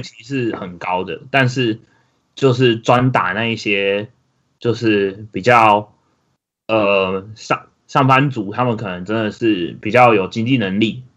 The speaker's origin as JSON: {"language": "Chinese", "town": "Taichung", "country": "Taiwan", "said": "我，台中人嘛"}